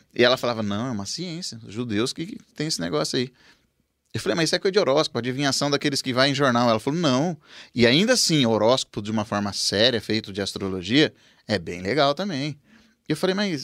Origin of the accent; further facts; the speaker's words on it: Rancharia, São Paulo, Brazil; moved away as an adult; now in Presidente Prudente, Brazil; a Carol foi morar comigo lá na minha cidade em Rancharia